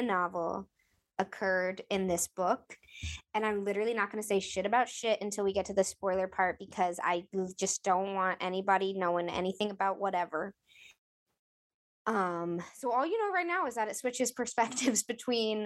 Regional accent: New England, United States; I'm from New England

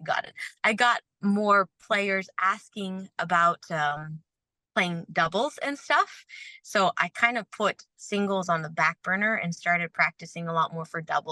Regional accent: Florida, United States; moved away as an adult; also born or lived in Canada; now in New Braunfels, United States; most of my life in Florida. And that's where I grew up

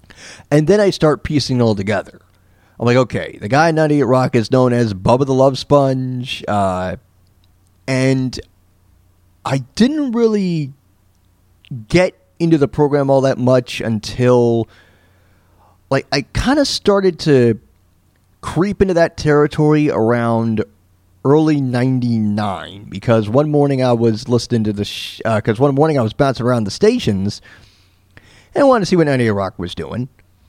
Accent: New York, United States; I do remember growing up in New York, and I was bouncing around the stations because I was a very young lad. I was only 5-6 years old

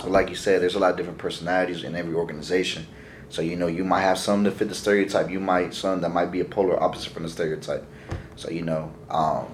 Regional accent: West Coast, United States; moved away; I'm from the West Coast

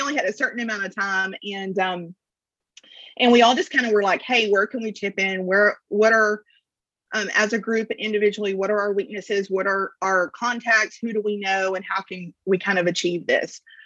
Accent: Lufkin, Texas, United States; moved away as an adult; also born or lived in College Station, Texas; now in Brazos Valley, United States; I'm originally from Lufkin, Texas, and moved to College Station um, in '99 to come to school

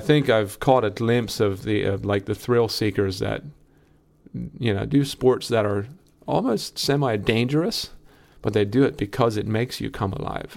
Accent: Lancaster County, Pennsylvania, United States; I'm from Lancaster County.

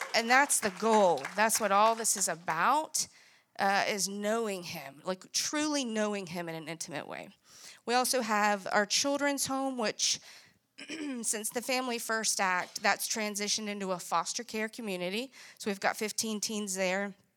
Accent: Greenville, South Carolina, United States; I grew up in Greenville, and what you would say was a good home.

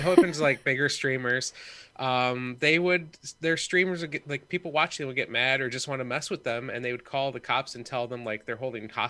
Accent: Michigan, United States; They know I'm from Michigan

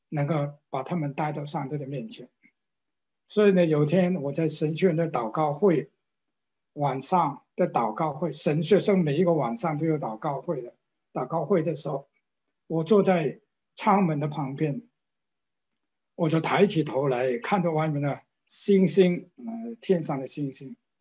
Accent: China; moved away; also born or lived in Hong Kong; 我为什么我是中国人

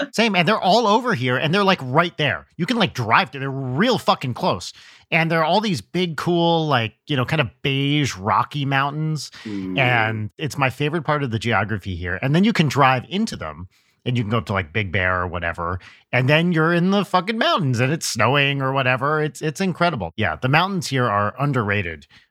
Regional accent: New Jersey, United States; I grew up in Jersey where the coast is pretty close

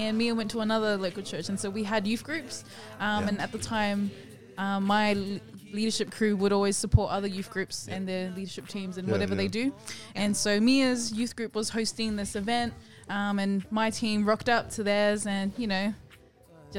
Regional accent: Sydney, New South Wales, Australia; I was born and raised in Australia

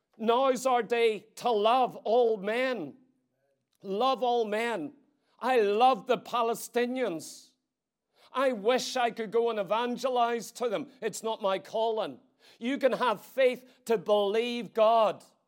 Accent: Ireland; As an Irish citizen

